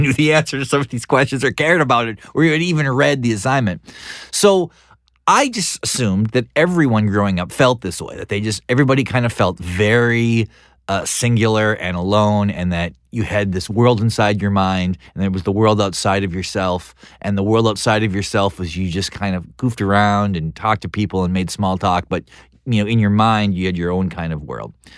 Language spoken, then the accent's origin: English; North Dakota, United States; growing up in North Dakota and listening to hair metal